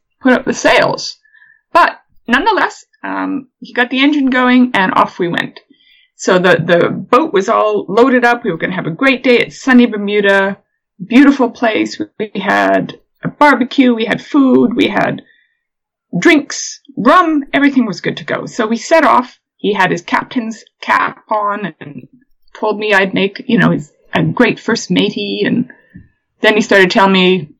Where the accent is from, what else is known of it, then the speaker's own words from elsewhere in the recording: Canada; moved away as an adult; now in England, United Kingdom; I'm from Canada